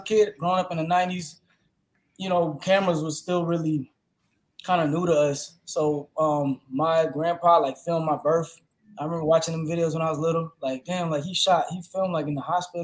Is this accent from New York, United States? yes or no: no; Lakeland, Florida, United States; I'm from Kathleen. So Lakeland, Florida, Kathleen area